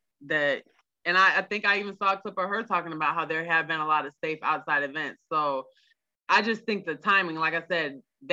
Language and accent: English; Markham, Ontario, Canada; moved away; I'm from Markham, so that's not where I live now, but you know, that's where I'm from.